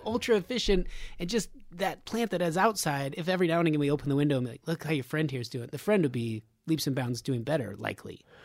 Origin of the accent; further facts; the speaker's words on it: Nevada, United States; I'm from Nevada